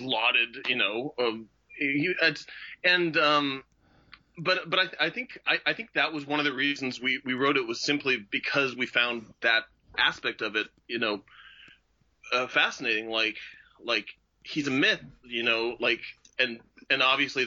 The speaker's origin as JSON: {"language": "English", "town": "Portland", "region": "Oregon", "country": "United States", "tie": "born or raised there", "said": "I grew up here in Portland"}